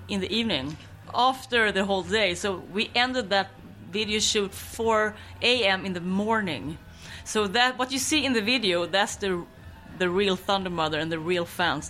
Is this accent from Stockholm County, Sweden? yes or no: no; Skåne, Sweden; English is a second language; moved away; my hometown in Skåne to visit my mother